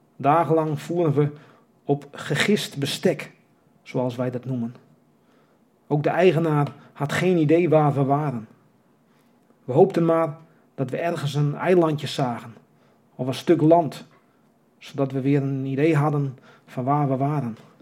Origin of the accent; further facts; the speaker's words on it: Kimswerd, Friesland, Netherlands; Ik ben geboren in Kimswert.